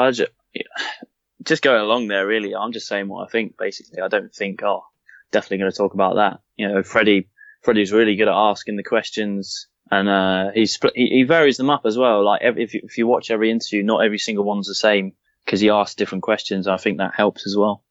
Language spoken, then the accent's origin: English; Southampton, South East England, United Kingdom; I was born in Southampton, from Southampton